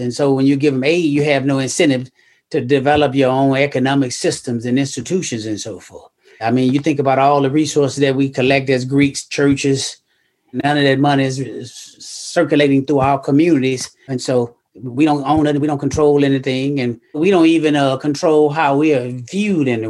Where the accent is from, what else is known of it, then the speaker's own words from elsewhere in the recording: Memphis, Tennessee, United States; I grew up in Memphis, Tennessee